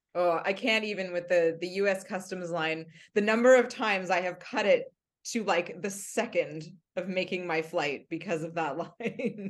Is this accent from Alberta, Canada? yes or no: no; Mississauga, Ontario, Canada; I grew up in Mississauga listening to C H F